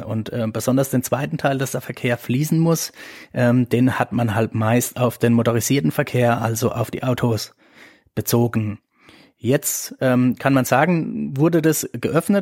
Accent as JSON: {"language": "German", "town": "Eberbach", "region": "Baden-Württemberg", "country": "Germany", "said": "meine Heimatregion hier im Rhein-Neckar-Kreis, Eberbach-Neckar"}